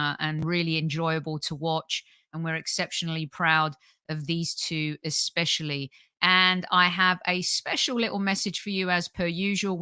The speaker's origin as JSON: {"language": "English", "region": "London", "country": "United Kingdom", "tie": "born or raised there", "said": "me being from England, born and bred in London"}